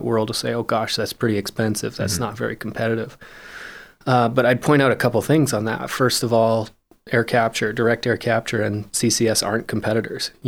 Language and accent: English; Calgary, Alberta, Canada; I was born and raised here in Calgary